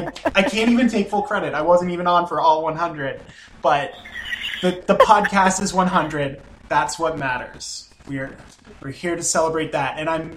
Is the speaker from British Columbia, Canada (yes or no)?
no; Nova Scotia, Canada; I'm from Nova Scotia